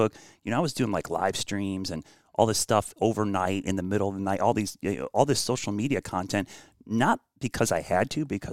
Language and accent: English; Northeast Ohio, United States; I grew up in Northeast Ohio